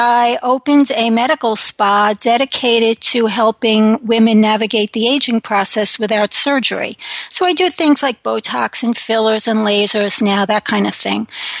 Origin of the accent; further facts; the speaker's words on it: New York, United States; now in Connecticut, United States; So I live in Connecticut with my husband. I am originally from New York.